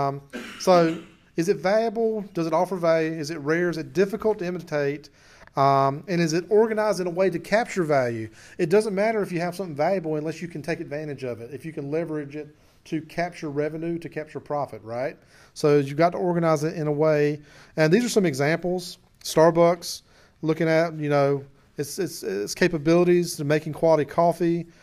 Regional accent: Clinton, United States; my hometown of Clinton

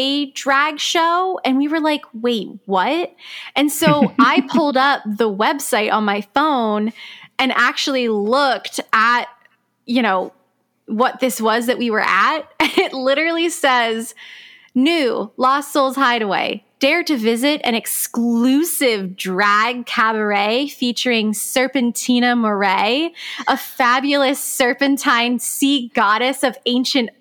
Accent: Palm Beach Gardens, Florida, United States; my hometown of Palm Beach Gardens, Florida

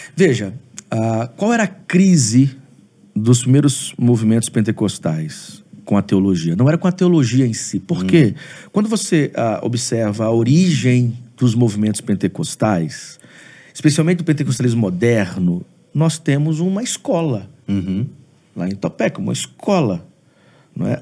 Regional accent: Aracruz, Espírito Santo, Brazil; now in Vitória, Brazil; Eu sou de uma cidade do Espírito Santo, sou de Aracruz.

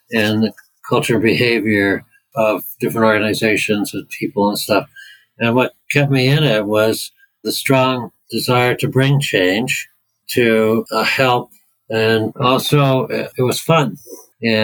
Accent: Canada; moved away as an adult; now in United Kingdom; I'm from Canada

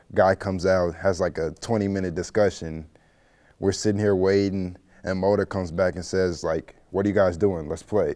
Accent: St. Louis, Missouri, United States; I'm from Saint Louis, Missouri. Um, I went to high school at McClure North High School.

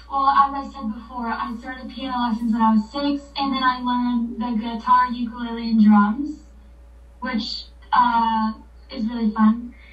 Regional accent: Florida, United States; I'm from Florida

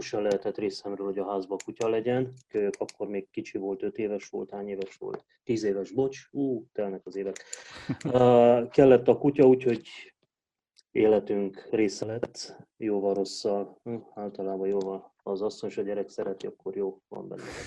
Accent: Hunedoara, Hunedoara County, Romania; majdnem 95%-ában román közösségben nőttem fel Vajdahunyadon.

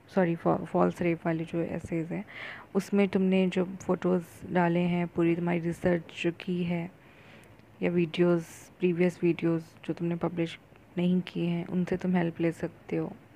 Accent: India; accent: Indian; अगर इंग्लिश में बात करती हूँ तो मेरा एक्सेंट जो है वो इंडियन ही रहता है

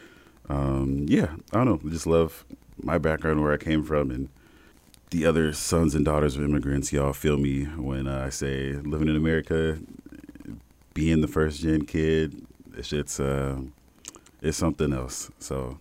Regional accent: South Bend, Indiana, United States; South Bend, born and raised, Midwest kid.

